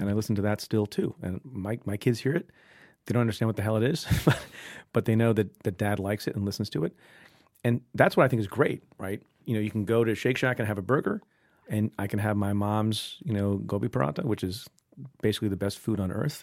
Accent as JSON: {"language": "English", "town": "Eatontown", "region": "New Jersey", "country": "United States", "tie": "born or raised there", "also_born_or_lived": "India / Buffalo, New York", "moved": "yes", "lives_now": "New York, United States", "said": "my mom and dad and I moved to Eatontown, New Jersey, and lived there. That's where I grew up"}